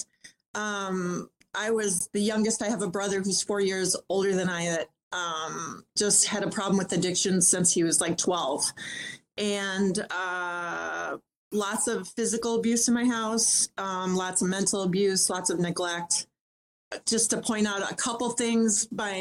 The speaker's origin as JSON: {"language": "English", "region": "Minnesota", "country": "United States", "tie": "born or raised there", "said": "Born and raised in Minnesota"}